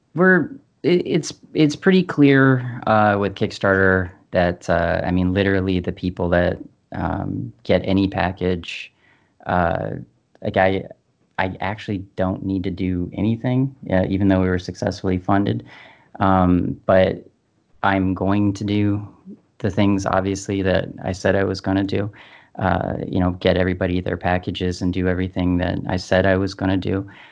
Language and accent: English; Canada; we're Canadian